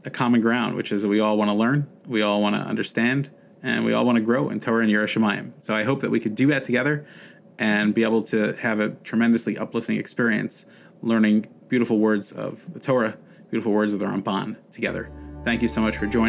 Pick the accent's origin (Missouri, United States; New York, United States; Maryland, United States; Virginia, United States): Maryland, United States; Baltimore; moved away; I'm originally from Baltimore, Maryland